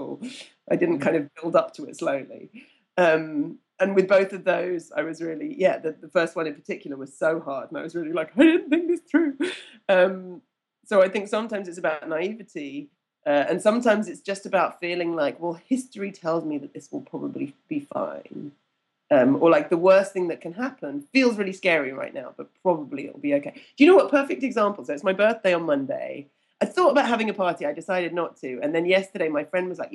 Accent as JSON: {"language": "English", "country": "United Kingdom", "said": "being British"}